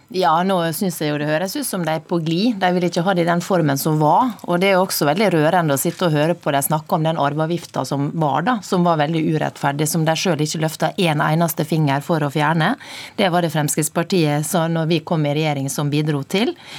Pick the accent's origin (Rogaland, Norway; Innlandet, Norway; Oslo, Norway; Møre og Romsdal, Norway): Møre og Romsdal, Norway; Sunnmøre; Nå kommer jeg fra Sunnmøre